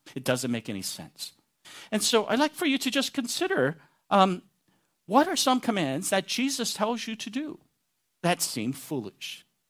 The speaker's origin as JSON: {"language": "English", "region": "Texas", "country": "United States", "said": "I'm a Texan"}